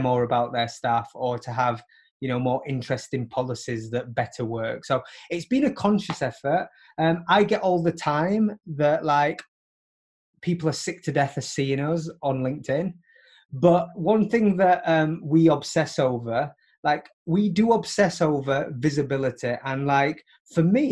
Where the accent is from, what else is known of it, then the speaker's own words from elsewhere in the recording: Barnsley, Yorkshire and the Humber, United Kingdom; moved away as an adult; now in New York, United States; I live in New York now, but, like, I grew up in Barnsley